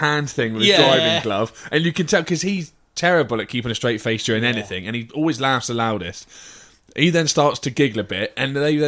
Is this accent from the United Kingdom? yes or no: yes; United Kingdom; I'm British, so I'll always have that sort of outlook